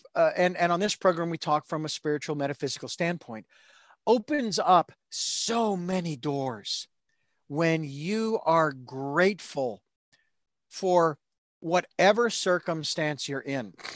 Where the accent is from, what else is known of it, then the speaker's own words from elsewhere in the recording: Phoenix, Arizona, United States; I grew up in Phoenix